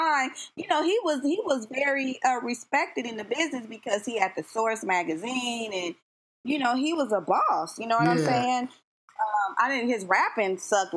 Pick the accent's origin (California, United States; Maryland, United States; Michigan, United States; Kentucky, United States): California, United States; Compton; also born or lived in Long Beach / Los Angeles; now in San Fernando Valley, United States; I'm originally from Compton, California. I grew up, like, all through Southern California, Long Beach, Los Angeles.